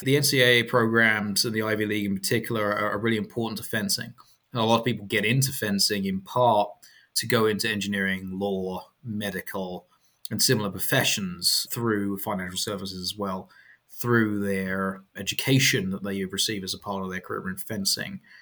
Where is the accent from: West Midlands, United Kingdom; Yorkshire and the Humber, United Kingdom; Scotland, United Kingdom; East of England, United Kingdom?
East of England, United Kingdom; Chelmsford; moved away as an adult; also born or lived in London; now in United States; I'm from Chelmsford